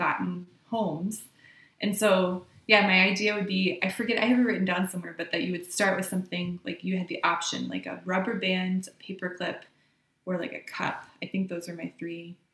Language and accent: English; Ohio, United States; most of them are from like my hometown in Ohio